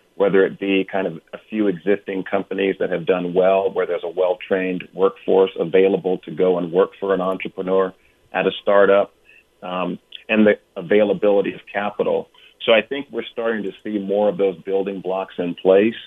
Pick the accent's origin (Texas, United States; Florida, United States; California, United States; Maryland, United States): California, United States; Oakland; also born or lived in Hampton, Virginia; I grew up in Oakland, California